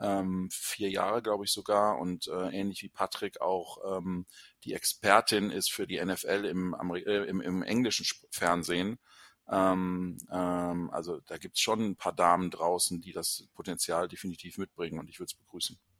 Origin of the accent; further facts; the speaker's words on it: Düsseldorf and the Lower Rhine, North Rhine-Westphalia, Germany; moved away; in meiner alten Heimat ist und äh, äh, mich da viele verbindet natürlich mit, mit dem Rheinland, mit Düsseldorf und dem Niederrhein